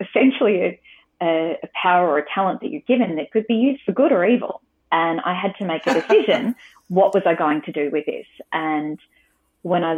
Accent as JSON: {"language": "English", "country": "Australia", "said": "as an Australian girl"}